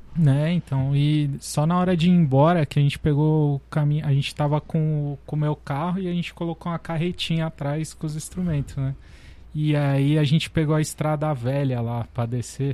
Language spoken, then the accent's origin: Portuguese; Santos, São Paulo, Brazil; eu sou de Santos